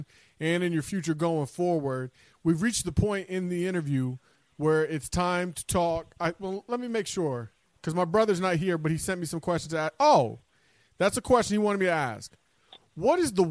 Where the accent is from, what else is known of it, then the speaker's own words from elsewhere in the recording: Parkersburg, West Virginia, United States; Jeremy and I, my brother, my co-host, we're Parkersburg Big Reds